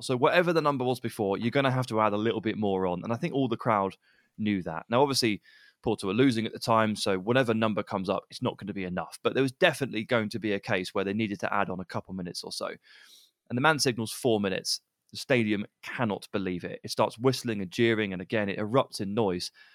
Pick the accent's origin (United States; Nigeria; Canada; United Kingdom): United Kingdom; England; We're English